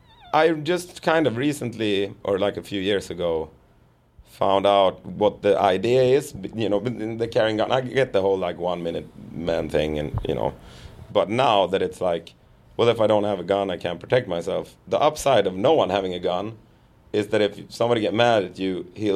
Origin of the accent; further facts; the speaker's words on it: Sweden; growing up in Sweden, like we talked about it, sort of leaning towards socialism